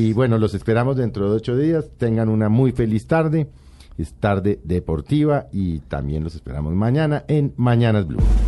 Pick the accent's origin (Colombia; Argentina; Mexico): Colombia; como colombiano